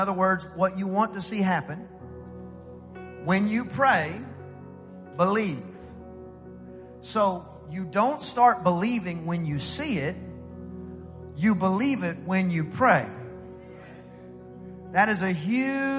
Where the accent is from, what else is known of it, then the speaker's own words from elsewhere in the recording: East Texas, United States; I'm from East Texas